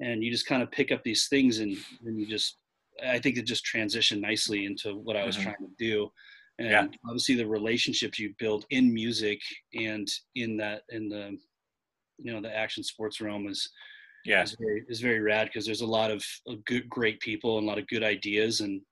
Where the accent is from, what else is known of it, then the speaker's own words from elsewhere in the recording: Fallbrook, California, United States; now in Orange County, United States; I grew up in Fallbrook.